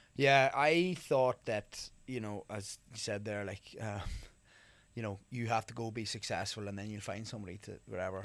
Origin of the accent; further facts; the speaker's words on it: Ireland; moved away as an adult; also born or lived in County Monaghan; now in New York, United States; me growing up in Ireland